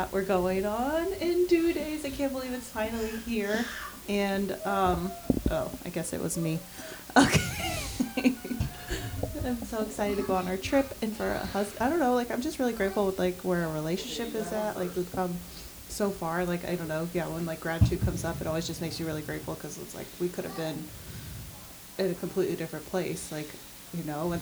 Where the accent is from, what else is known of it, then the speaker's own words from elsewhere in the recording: Las Vegas, Nevada, United States; now in Connecticut, United States; I'm from Vegas